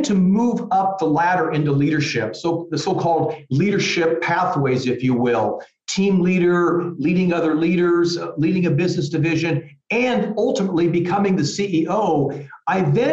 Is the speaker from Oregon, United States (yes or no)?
no; small farm town outside Des Moines, Iowa, United States; moved away as an adult; also born or lived in California; now in Munich, Germany; I'm from a very small farm town right outside of Des Moines, Iowa. I love my hometown.